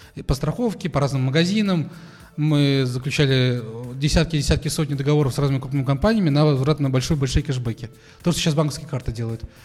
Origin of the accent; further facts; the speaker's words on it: Kazan, Tatarstan, Russia; я в Казани родился, учился здесь